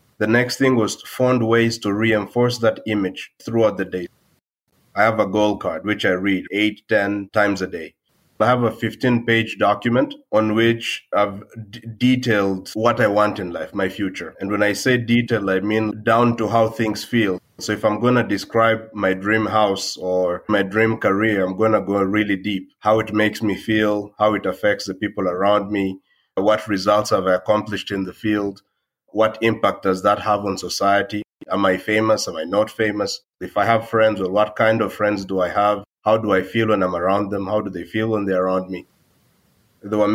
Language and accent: English; DR Congo; I come from the Democratic Republic of Congo